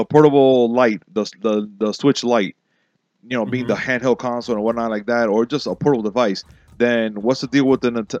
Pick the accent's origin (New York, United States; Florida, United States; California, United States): Florida, United States; Miami; I'm from Miami